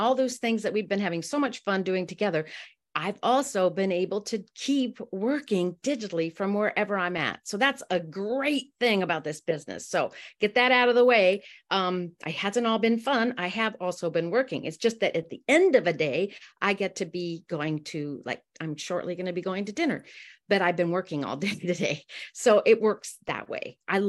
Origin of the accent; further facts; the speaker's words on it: Amsterdam, North Holland, Netherlands; And I'm so thrilled to be with you guys, even if I'm from Amsterdam.